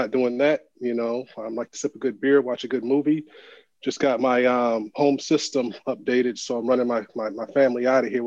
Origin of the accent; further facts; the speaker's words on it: St. Paul, Minnesota, United States; now in Washington, D.C., United States; I'm a Midwest guy like Elliot. I'm from St. Paul, Minnesota.